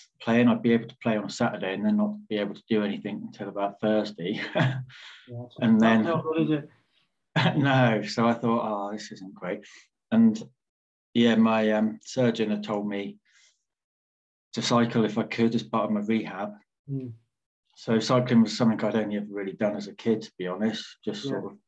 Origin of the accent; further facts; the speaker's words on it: Torquay, South West England, United Kingdom; also born or lived in Surrey; I grew up in Torbay. I moved down from Surrey when I was little, and so I think I was about three.